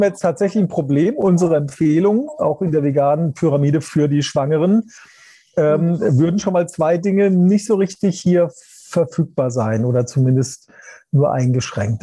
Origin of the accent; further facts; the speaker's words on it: Germany; bei uns in Deutschland